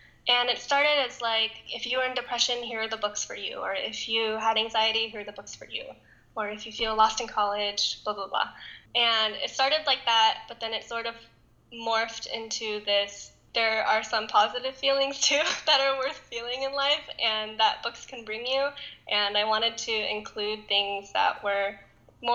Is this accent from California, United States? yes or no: yes; Southern California, United States; I was born and raised in sunny Southern California